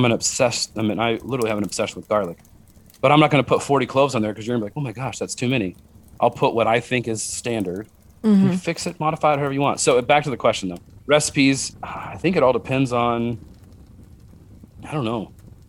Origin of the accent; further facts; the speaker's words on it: Utah, United States; We're really big on fry sauce because we're from Utah.